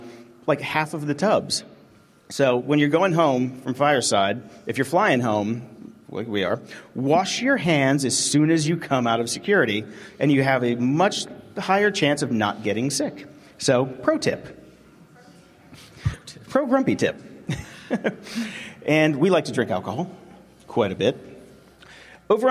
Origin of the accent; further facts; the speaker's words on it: Pittsburgh, Pennsylvania, United States; I'm from Pittsburgh, Pennsylvania